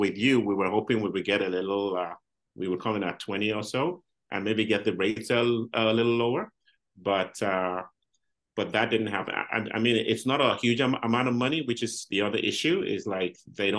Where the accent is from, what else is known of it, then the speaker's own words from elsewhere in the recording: Canada; Being Canadian, right?